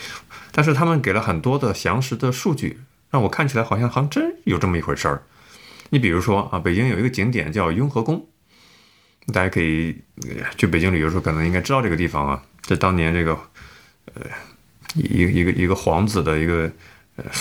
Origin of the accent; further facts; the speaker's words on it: northern China, China; 你咋知道我是北方人喜欢吃大蒜味儿的呢？